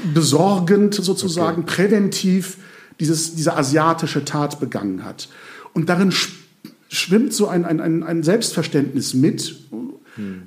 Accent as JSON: {"language": "German", "country": "Germany", "said": "uns als Deutsche"}